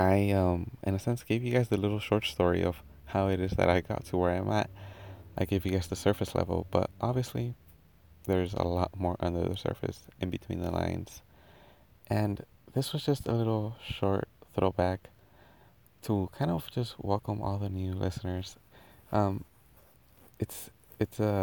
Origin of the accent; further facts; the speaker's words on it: Anaheim, California, United States; first language Spanish; English is a second language; also born or lived in Mexico; I was actually born in Anaheim, California. But at the age of 2, I was sent to live in Mexico. And I was there until the age of 7. Now, Spanish came to be my first language